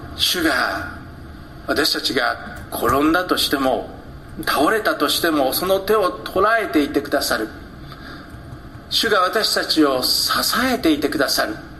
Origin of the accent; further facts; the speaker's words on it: Hokkaido, Japan; 私は北海道で育ちました